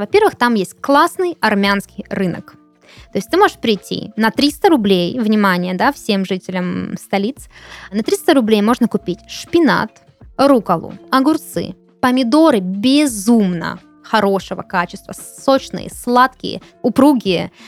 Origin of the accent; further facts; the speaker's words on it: Krasnodar, Krasnodar Krai, Russia; я родилась в Краснодаре и выросла, и всю свою осознанную жизнь я живу здесь